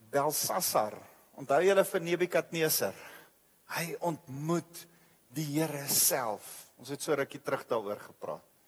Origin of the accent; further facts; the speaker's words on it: South Africa; ons is as as as groep, as Af Afrikaner, as Suid-Afrika